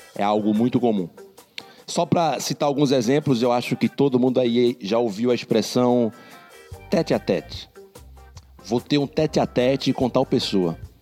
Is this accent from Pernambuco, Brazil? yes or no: yes; Recife, Pernambuco, Brazil; now in Quebec, Canada; sou de origem, nasci no Recife.